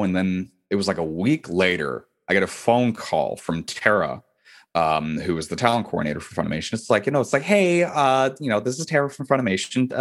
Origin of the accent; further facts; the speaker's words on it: Irving, Texas, United States; also born or lived in Santa Barbara, California / Dallas, Texas; my hometown that I was growing up in Irving